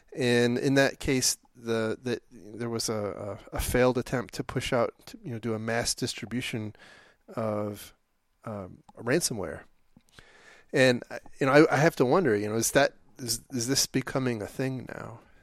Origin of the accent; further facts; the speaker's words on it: Detroit, Michigan, United States; we grew up in Detroit